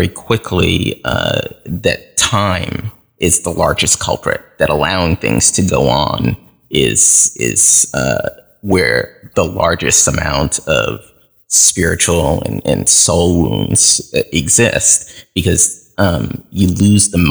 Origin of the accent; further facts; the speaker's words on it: Haiti; now in United States; I was born in Haiti, and my parents had to leave abruptly due to some political insurrection that was going on, and that we were caught up in as a family. So they came here without documentation, and my sister and I followed several